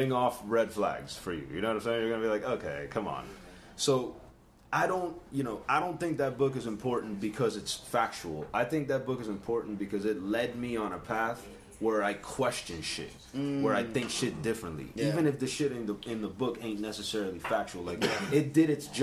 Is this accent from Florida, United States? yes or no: yes; Kendall, Florida, United States; also born or lived in New York; We're from Kendall